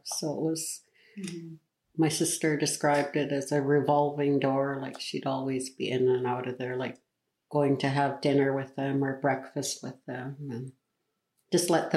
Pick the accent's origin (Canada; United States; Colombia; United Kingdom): Canada; Tla-o-qui-aht, British Columbia; from Clo'oquet